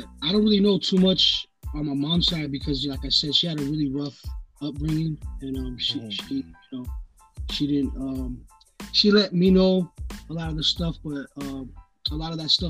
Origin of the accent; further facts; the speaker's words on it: Gardena, California, United States; also born or lived in San Fernando Valley; I was pretty much you know, born and raised in Gardena for a few years of my life